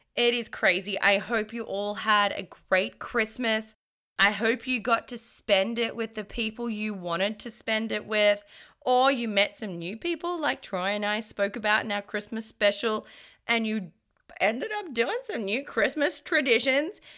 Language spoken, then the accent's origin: English; Australia; I would say I'm Australian, born and raised, even though my parents are both from Europe.